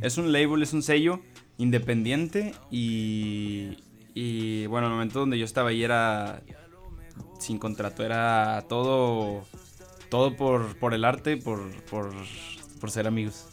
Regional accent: Monterrey, Nuevo León, Mexico; also born or lived in Mexico City / State of Mexico; soy de Monterrey, tengo que ser de Monterrey

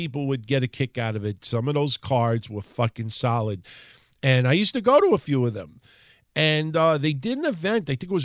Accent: New York, United States; I'm a New Yorker

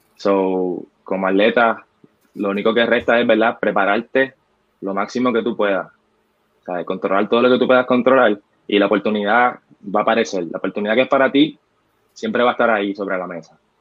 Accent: Loíza, Puerto Rico; also born or lived in Gurabo, Puerto Rico; soy natural de Loiza, nacido y criado allá

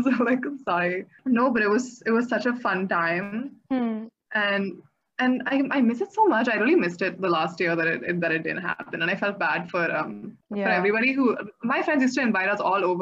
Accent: Bangalore, Karnataka, India; I grew up around Mosque Road

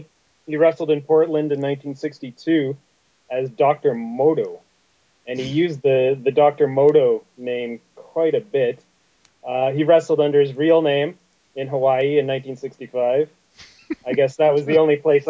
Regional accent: Calgary, Alberta, Canada; growing up in Calgary

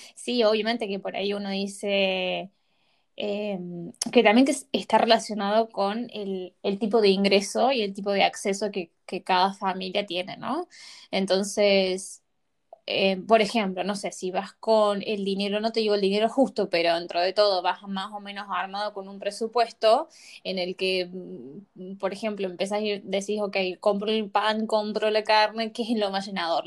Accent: Córdoba, Argentina; moved away as an adult; Nosotras hemos sido nacidas y criadas en Argentina, en la provincia de Córdoba

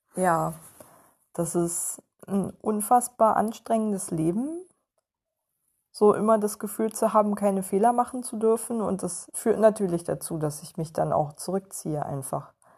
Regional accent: Western Pomerania, Mecklenburg-Vorpommern, Germany; moved away; ich auch aus der hinterletzten Provinz komme

